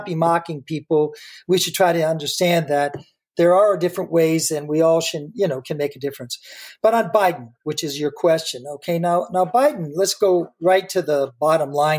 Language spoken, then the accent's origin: English; Michigan, United States; moved away; as I was born in 1950, I'm glad to hear that the scientists agree with my personal assessment of growing up in Michigan